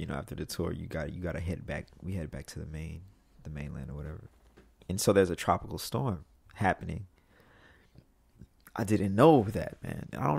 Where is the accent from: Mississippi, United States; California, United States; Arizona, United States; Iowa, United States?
Mississippi, United States; Like, you know, like I'm from Mississippi.